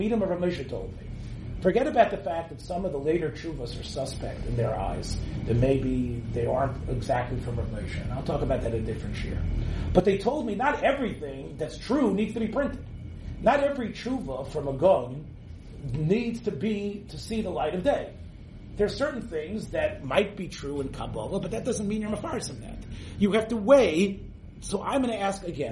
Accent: Memphis, Tennessee, United States; I grew up in Little Memphis, Tennessee

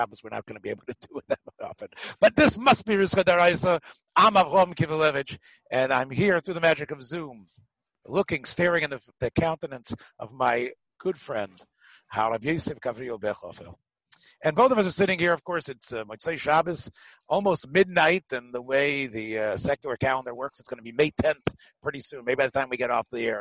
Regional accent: United States; I'm an American boy

